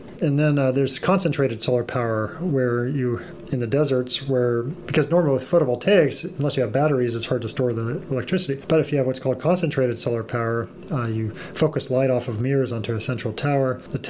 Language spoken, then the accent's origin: English; Los Altos, California, United States; In Los Altos.